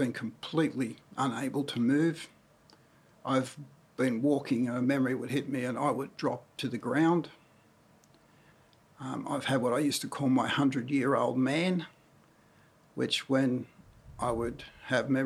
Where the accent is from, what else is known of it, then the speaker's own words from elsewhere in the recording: Cessnock, New South Wales, Australia; also born or lived in Newcastle, New South Wales / Speers Point, New South Wales; I was born in Newcastle in 1953 and lived in Spears Point till 8.5 years of age, then shifted to Cessnock and lived there for a fair part of my life until I was in my mid-adult years